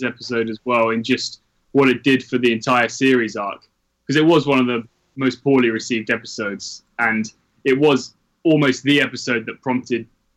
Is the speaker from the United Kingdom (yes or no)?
yes; England, United Kingdom; I'm from England